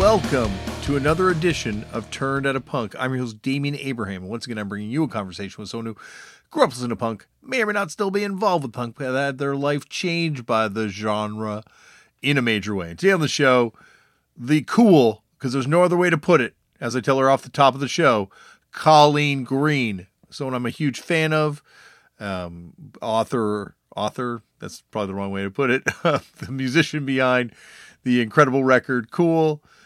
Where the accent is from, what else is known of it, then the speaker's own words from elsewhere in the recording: Canada; growing up in Canada, having much music